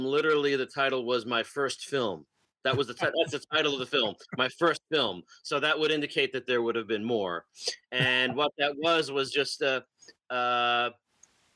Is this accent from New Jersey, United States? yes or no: yes; New Jersey, United States; also born or lived in Connecticut / Albany, New York; I live my whole life pretty much in New Jersey. I mean, I was born in Connecticut